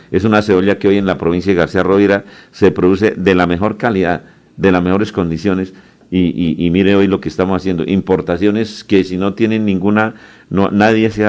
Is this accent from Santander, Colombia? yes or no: yes; Concepción, Santander, Colombia; allá en mi tierra, en mi pueblo.